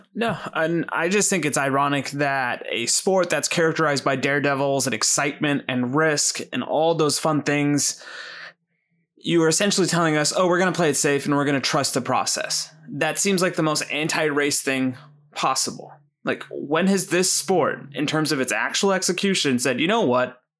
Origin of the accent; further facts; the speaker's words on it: United States; I'm American by citizenship and I feel like birth